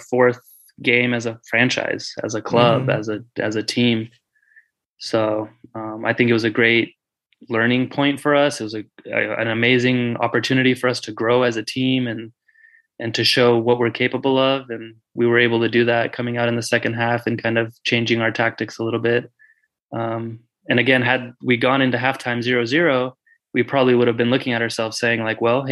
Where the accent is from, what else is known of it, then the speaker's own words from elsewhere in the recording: Fresno, California, United States; I grew up playing in Fresno, obviously, when I was a kid